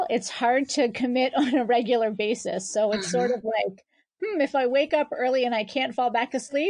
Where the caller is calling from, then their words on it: Boca Raton, Florida, United States; I am calling from Boca Raton, Florida.